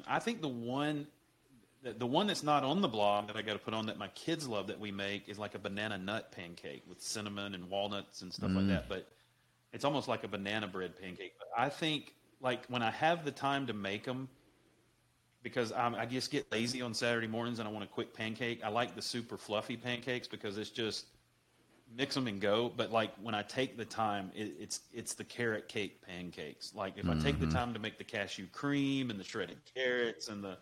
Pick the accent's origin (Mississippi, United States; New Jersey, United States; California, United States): Mississippi, United States; growing up in Mississippi, you know, homemade, we didn't buy canned biscuits